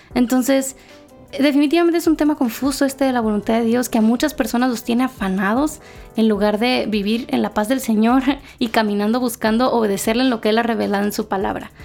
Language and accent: Spanish; Mexico; moved away as an adult; now in Guatemala; yo ahora soy mexicana, pero vivo en Guatemala